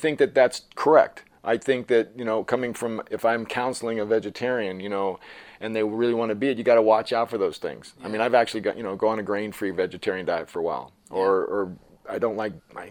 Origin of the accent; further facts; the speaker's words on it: United States; I'm talking from America